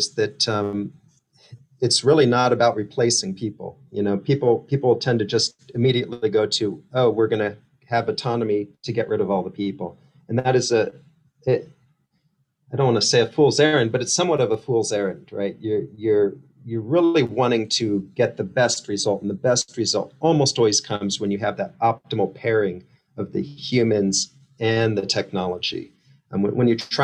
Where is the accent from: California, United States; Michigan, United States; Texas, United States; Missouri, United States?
California, United States; San Jose; I grew up in Silicon Valley in San Jose